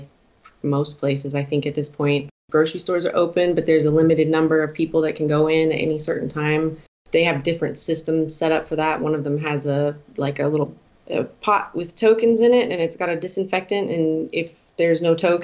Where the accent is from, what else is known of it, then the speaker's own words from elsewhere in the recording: Denver, Colorado, United States; moved away as an adult; now in Switzerland; I grew up in Denver, but I have been living in Switzerland for the past 6 years.